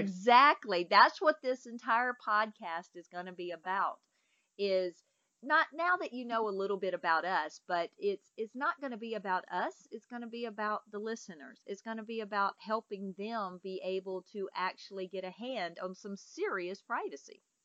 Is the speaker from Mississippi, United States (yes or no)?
yes; Mississippi, United States; I'm from Mississippi